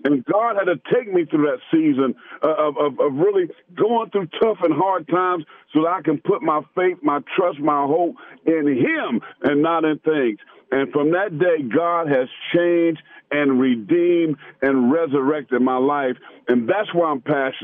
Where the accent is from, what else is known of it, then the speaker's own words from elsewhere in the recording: Pageland, South Carolina, United States; I grew up in Pageland, South Carolina